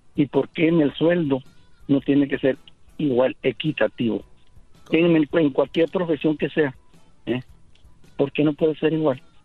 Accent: Ciudad Juárez, Chihuahua, Mexico; now in El Paso, United States; yo vivo en El Paso, soy de Ciudad Juárez

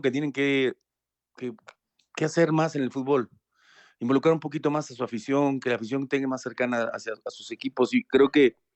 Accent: Argentina; Eh, como, como, como argentino se lo puedo decir, che, Hermosillo 27.

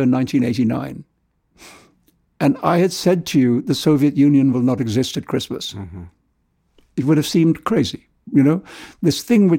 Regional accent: India; born or raised there; moved away; also born or lived in London / New York

